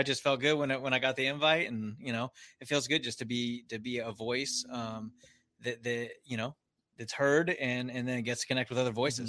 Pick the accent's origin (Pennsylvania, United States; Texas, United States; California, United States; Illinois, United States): California, United States; San Diego; I grew up in Scripps, if you're familiar with Scripps Ranch